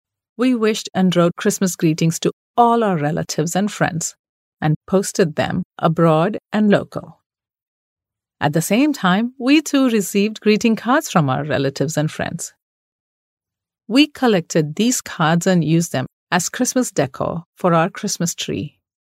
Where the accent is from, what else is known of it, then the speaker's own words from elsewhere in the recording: Mumbai, Maharashtra, India; The best part about growing up in Bombay, a very diverse city, which is Mumbai now, is that one gets to celebrate so many different holidays and taste a variety of food.